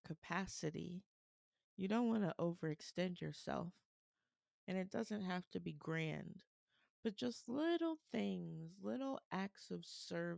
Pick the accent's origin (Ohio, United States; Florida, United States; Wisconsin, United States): Ohio, United States; Columbus; my hometown of Columbus, Ohio